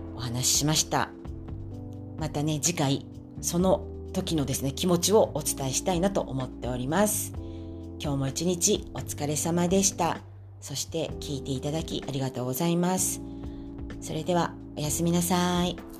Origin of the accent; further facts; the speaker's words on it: Tokyo, Japan; now in Nagano Prefecture, Japan; 東京の方でですね中華料理店の小さなお店をですね、経営してました